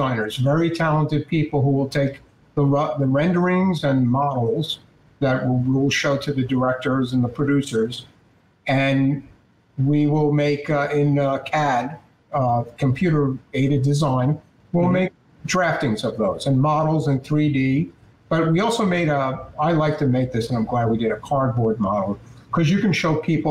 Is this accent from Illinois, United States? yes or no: no; New York, United States; I'm a New Yorker, but when I went back to New York